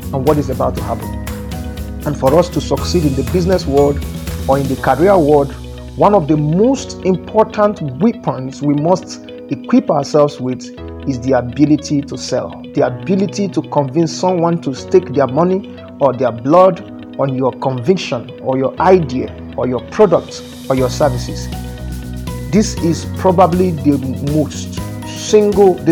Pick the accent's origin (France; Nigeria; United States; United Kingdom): Nigeria